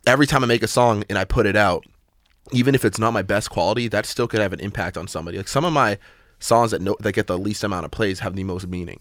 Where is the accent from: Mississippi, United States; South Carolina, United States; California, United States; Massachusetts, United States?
Massachusetts, United States; I'm from Massachusetts